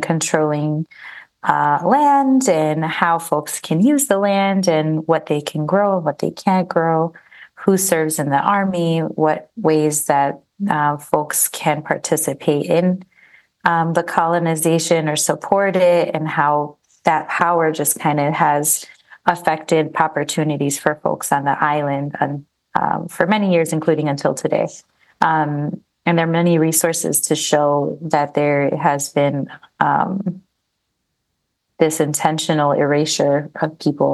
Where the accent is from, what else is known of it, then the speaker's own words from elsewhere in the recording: Chicago, Illinois, United States; I was born in Chicago. My family migrated from Puerto Rico in the 60s